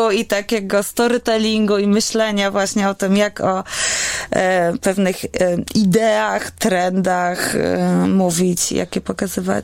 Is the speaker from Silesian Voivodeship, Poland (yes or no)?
no; Warsaw, Masovian Voivodeship, Poland; A ja jestem warszawianką, która żyje w centrum i oddycha po prostu światłami wielkiego miasta